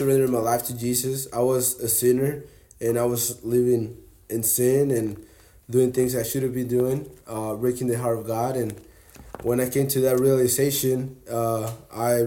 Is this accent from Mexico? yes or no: yes; Mexico; moved away as an adult; also born or lived in Laredo, Texas; now in Texas, United States; I was born in Laredo, Texas. I was raised in Mexico